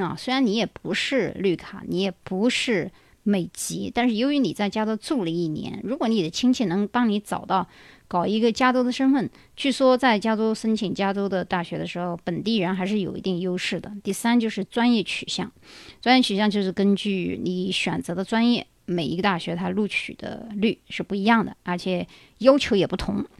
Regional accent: China; now in United States; 我们中国人的思想

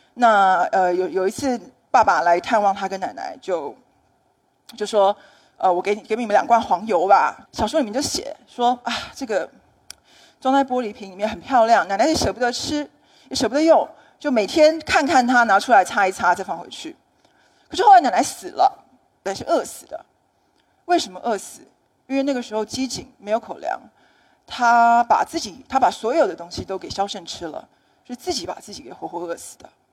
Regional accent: Taiwan; 我来自台湾

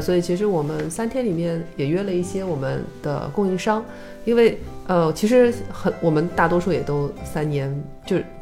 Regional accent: China; also born or lived in Shanghai; 我是中国人

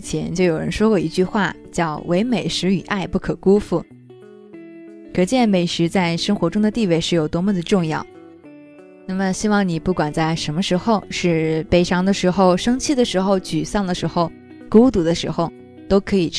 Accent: China; 其实没有千年的时光，很难发明这种蛋。我们中国人经历了多少兵荒马乱，才能把蛋变成皮蛋？

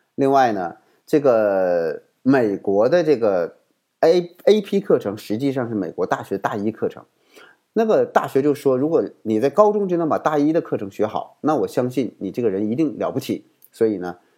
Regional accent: China; 我们中国人的身份

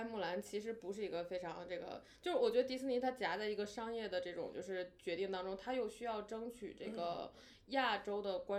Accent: China; 经常我们中国人随口张口就来啊，

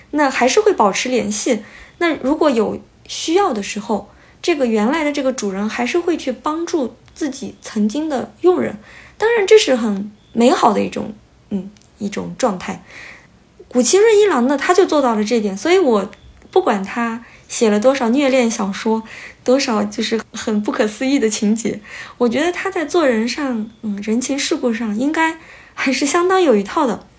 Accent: China; now in Kyoto, Japan; 我们中国人

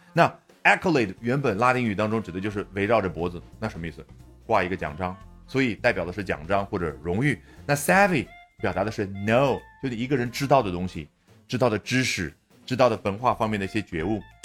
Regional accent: China; 我们中国人可能会这样去表达

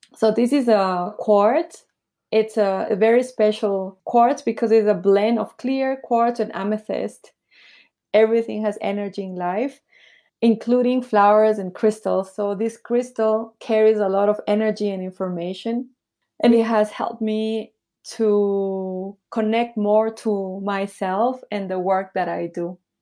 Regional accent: Peru; also born or lived in Bolivia / Taiwan / Nicaragua; now in Shanghai, China; when I was little, I moved to Peru. So this is where I grew up in Peru.

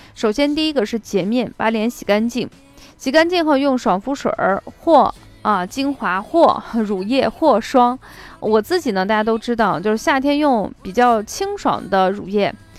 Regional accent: Shaanxi, China; also born or lived in Qinghai; 回到陕西以后

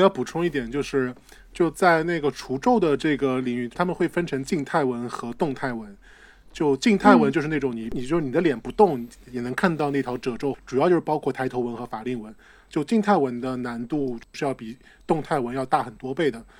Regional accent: southern China, China; 我们都是南方人吧？

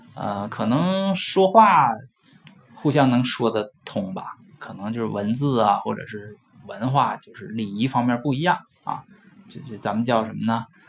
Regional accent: Northeast China, China; accent: Northeastern; 或者用我们东北话说它要黄了的时候

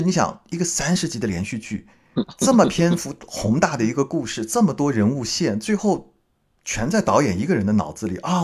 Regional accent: Hangzhou, Zhejiang, China; moved away; 我是去年回杭州嘛

